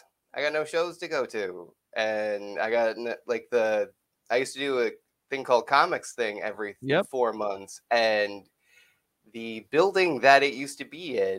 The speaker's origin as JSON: {"language": "English", "region": "rural Minnesota", "country": "United States", "tie": "born or raised there", "moved": "yes", "said": "I grew up in Minnesota, in like rural Minnesota, where the closest town was 18 miles away."}